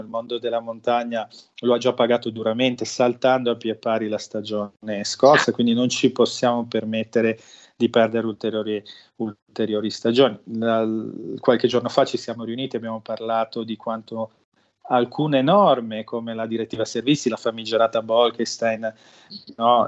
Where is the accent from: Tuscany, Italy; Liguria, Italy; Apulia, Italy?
Liguria, Italy; io sono ligure, ma mm, la mia famiglia in parte viene da, un, da una località di montagna